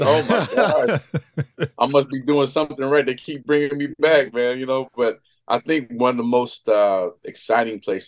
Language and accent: English; Las Vegas, Nevada, United States; in Vegas, my hometown